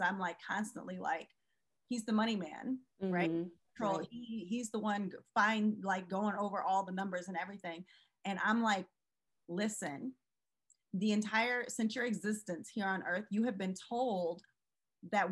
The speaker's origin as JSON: {"language": "English", "town": "St. Louis", "region": "Missouri", "country": "United States", "tie": "born or raised there", "said": "When I was growing up in St. Louis, like Anheuser-Busch"}